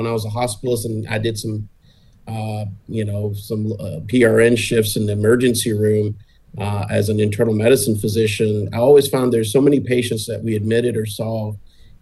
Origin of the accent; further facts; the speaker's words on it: Hemingway, South Carolina, United States; also born or lived in Preston, England; now in Columbia, United States; we moved to a very small town called Hemingway, South Carolina